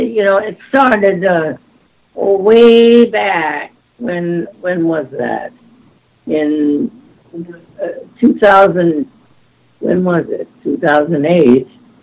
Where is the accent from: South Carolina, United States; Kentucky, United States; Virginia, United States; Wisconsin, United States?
Wisconsin, United States; Milwaukee; now in Los Angeles, United States; I went to Milwaukee, my hometown